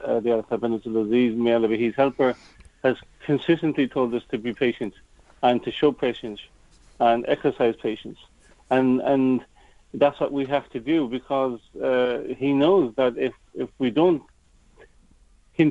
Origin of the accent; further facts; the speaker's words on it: Ireland; being an Irishman, being really an Irishman, an Irish attitude